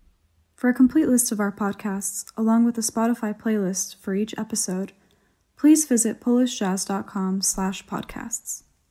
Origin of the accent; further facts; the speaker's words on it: California, United States; I grew up in California, but my parents grew up in Soviet-ruled Poland.